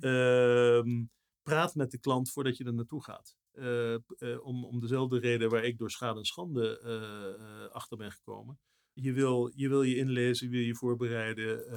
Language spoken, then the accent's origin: Dutch; Netherlands; als Nederlanders